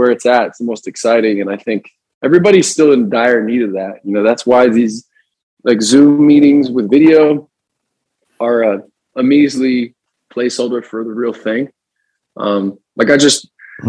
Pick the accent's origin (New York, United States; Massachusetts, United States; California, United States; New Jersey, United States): New Jersey, United States; moved away; We're going to go back to our hometown. We grew up in New Jersey